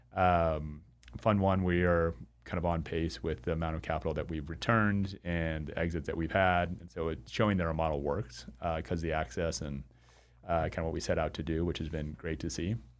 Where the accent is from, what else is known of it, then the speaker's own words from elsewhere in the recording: Arizona, United States; moved away as an adult; also born or lived in Chicago, Illinois / Spokane, Washington; I'm from Arizona, uh, where we were doing these vein centers